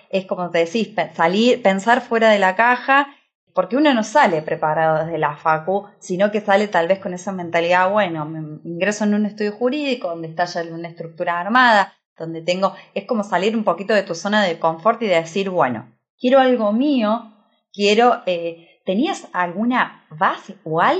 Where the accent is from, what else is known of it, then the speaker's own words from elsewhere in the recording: Córdoba, Argentina; yo siempre digo, no solo que soy abogado, sino cordobés, sino emprendedor.